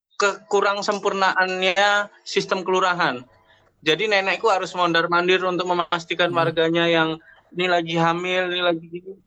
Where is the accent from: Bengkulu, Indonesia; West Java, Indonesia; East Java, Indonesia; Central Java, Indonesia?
East Java, Indonesia; Surabaya; Kita warga Surabaya